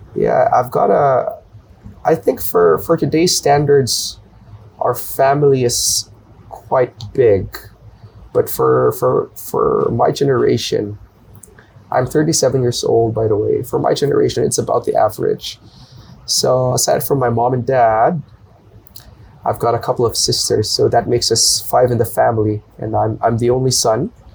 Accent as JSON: {"language": "English", "town": "Manila", "region": "Metro Manila", "country": "Philippines", "tie": "born or raised there", "moved": "as an adult", "lives_now": "Bangkok, Thailand", "said": "born and raised in the capital city. It's called Manila."}